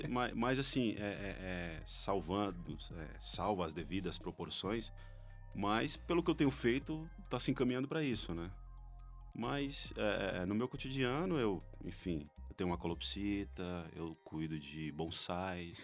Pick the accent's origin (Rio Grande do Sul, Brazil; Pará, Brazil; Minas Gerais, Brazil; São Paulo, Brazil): Minas Gerais, Brazil; interior of; eu sou do interior de Minas